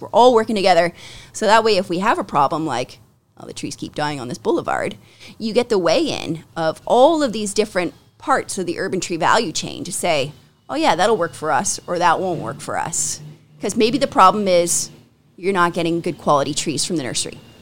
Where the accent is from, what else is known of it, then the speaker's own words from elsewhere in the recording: Ancaster, Ontario, Canada; I grew up in Ancaster